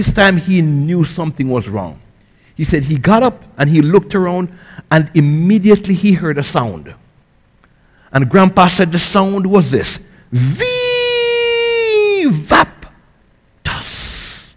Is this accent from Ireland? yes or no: no; Jamaica; now in United States; I grew up in Jamaica in a poor family